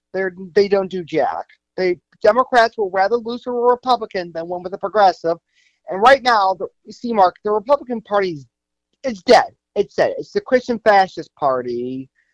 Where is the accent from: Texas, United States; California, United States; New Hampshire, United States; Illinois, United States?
Illinois, United States; Chicago; also born or lived in Northbrook; born and raised in Chicago.